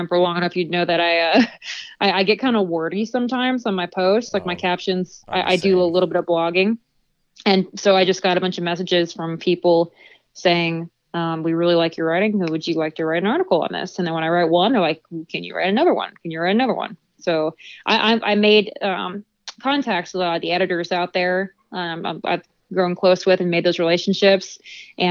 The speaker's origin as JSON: {"language": "English", "region": "Nebraska", "country": "United States", "tie": "born or raised there", "also_born_or_lived": "Southeast US", "moved": "as an adult", "said": "I'm born and raised in Nebraska"}